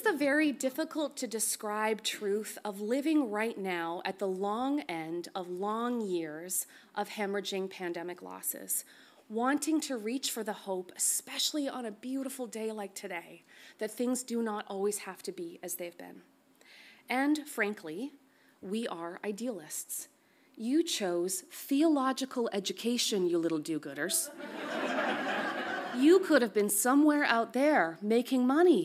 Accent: Canada; as a Canadian

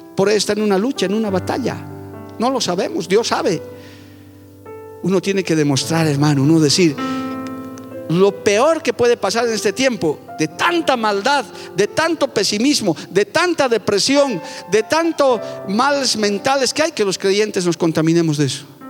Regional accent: Bolivia; mi país está mal. Nuestro país

